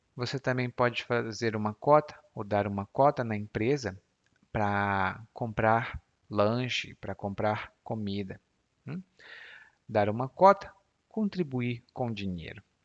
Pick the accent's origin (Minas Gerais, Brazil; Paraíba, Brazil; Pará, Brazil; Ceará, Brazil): Ceará, Brazil; eu sou cearense